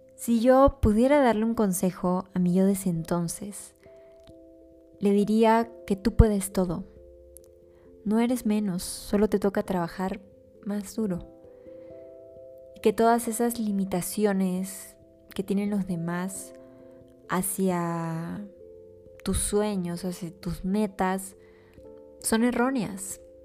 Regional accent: Peru; mi país

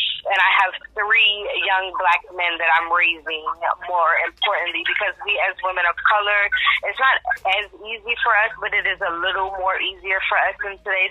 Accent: Washington, District of Columbia, United States; I'm born and raised in D.C.

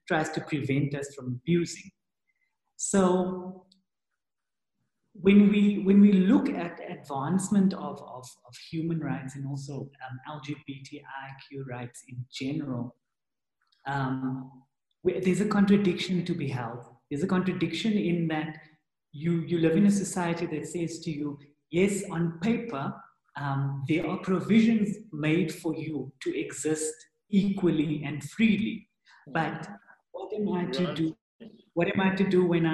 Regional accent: South Africa; as South Africans, there's a lot of wounding to wade through

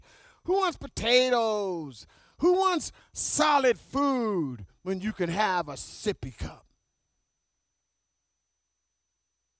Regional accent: North Pole, Alaska, United States; I was born and raised in North Pole, Alaska on a farm

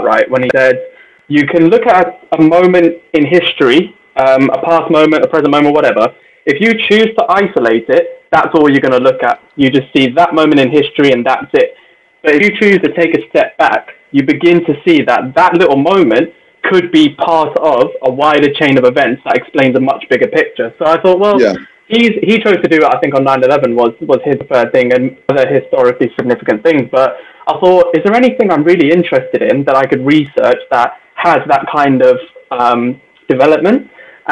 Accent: Birmingham, West Midlands, United Kingdom; I'm from Handsworth as well. We lived like full on Jamaican community

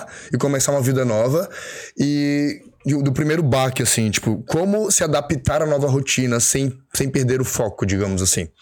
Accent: Florianópolis, Santa Catarina, Brazil; moved away as an adult; also born or lived in São Paulo; eu voltei pra minha cidade natal, que é Floripa

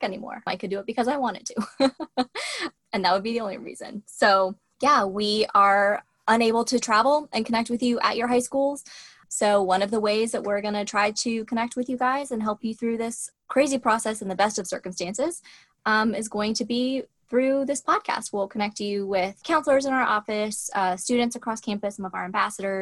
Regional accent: Boone, North Carolina, United States; now in Asheville, United States; I grew up in Boone, North Carolina

